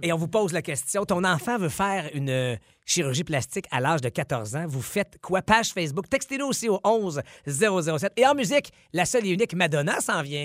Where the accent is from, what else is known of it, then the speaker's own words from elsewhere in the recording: Quebec, Canada; notre chez nous au Québec